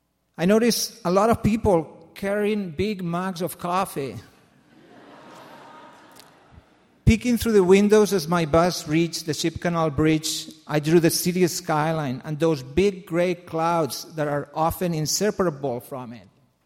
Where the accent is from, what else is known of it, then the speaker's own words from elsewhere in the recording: Barcelona, Catalonia, Spain; moved away as an adult; now in Seattle, United States; I grew up in Barcelona, Spain, a magnificent metropolis by all accounts.